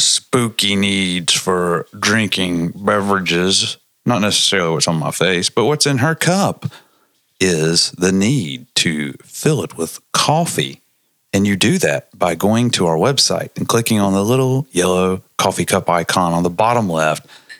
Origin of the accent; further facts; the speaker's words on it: Transylvania, Pennsylvania, United States; Because I'm from Transylvania, Pennsylvania.